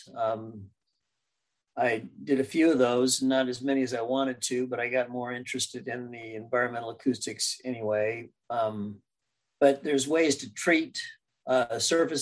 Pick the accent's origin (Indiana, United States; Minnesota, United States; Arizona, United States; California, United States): California, United States; Arcadia; also born or lived in Pasadena, California / Glendora, California / Temple City, California; when I was in third grade, I believe it was, third grade, we moved to Temple City, which was on the border of the Arcadia School District versus the El Monte School District, because my dad wanted us in the Arcadia School District. So I went to Arcadia Schools along the way